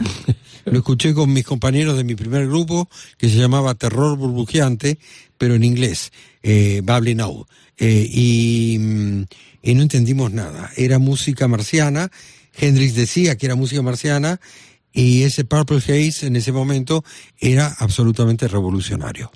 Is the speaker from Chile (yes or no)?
no; Argentina; now in Spain; tanto cuando toco en la Argentina como aquí en España, cuando toco esa música que viene de, mi tierra